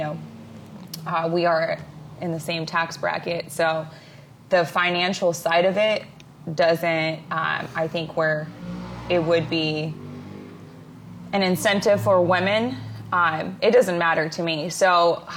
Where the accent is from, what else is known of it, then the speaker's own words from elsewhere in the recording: Israel; also born or lived in Ukraine (parents); now in California, United States; I grew up in Israel